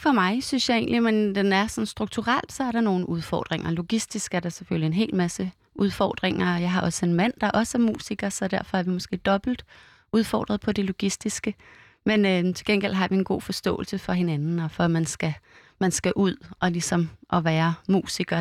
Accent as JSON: {"language": "Danish", "town": "Vium", "region": "Central Denmark Region", "country": "Denmark", "tie": "born or raised there", "said": "det var ikke rigtig det, man gjorde i Vium, hvor jeg er vokset op"}